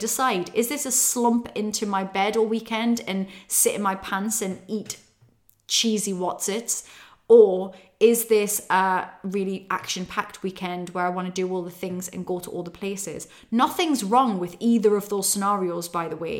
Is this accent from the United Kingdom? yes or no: yes; Newcastle upon Tyne, North East England, United Kingdom; moved away; It's in Newcastle upon Tyne. I'm heading back to my roots, to my hometown